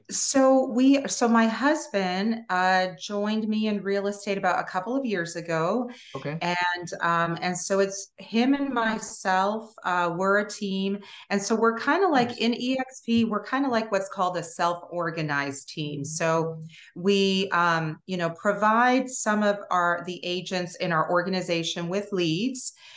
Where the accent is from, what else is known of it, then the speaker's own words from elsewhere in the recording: Toronto, Ontario, Canada; moved away as an adult; now in Pensacola, United States; I'm originally from Toronto, Canada